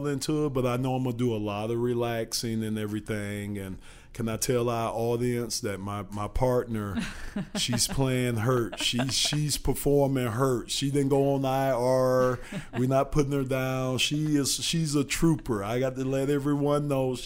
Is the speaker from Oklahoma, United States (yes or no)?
no; Miami, Florida, United States; now in Michigan, United States; I'm from Miami myself. But Michigan is my home now